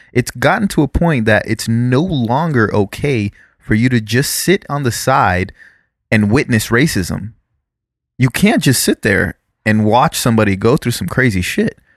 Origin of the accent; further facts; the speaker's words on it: South Florida, United States; we grew up in South Florida